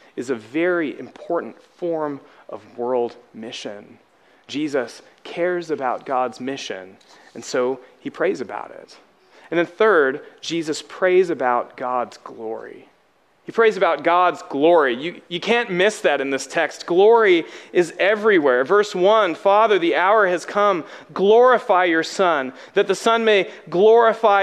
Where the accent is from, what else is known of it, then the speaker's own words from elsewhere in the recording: Alabama, United States; I'm from Alabama.